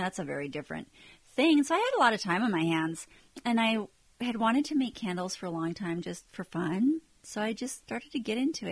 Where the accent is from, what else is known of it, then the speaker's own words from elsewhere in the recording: Minnesota, United States; moved away; I'm from Minnesota originally